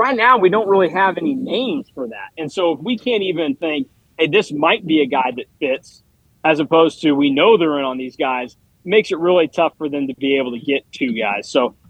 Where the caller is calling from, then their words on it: Wichita, Kansas, United States; So I am at the NBC World Series in Wichita right now